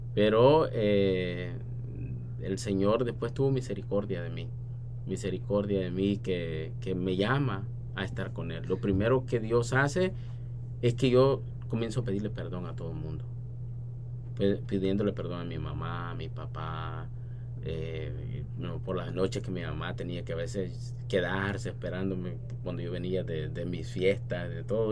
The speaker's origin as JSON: {"language": "Spanish", "region": "San Miguel", "country": "El Salvador", "tie": "born or raised there", "also_born_or_lived": "San Salvador", "moved": "yes", "said": "nací en San Salvador, pero mi familia es de San Miguel. Cuando mi papá tuvo que emigrar eh, para Estados Unidos, mi mamá se mudó para San Miguel. Entonces crecí mirando a la Reina de la Paz"}